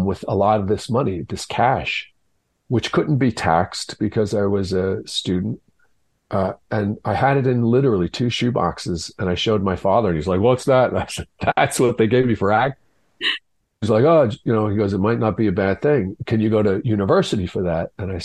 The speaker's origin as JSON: {"language": "English", "town": "New York City", "region": "New York", "country": "United States", "tie": "born or raised there", "also_born_or_lived": "Long Island, New York / Galway, Ireland (ancestry)", "said": "And then when we moved to Long Island, it was a different culture there."}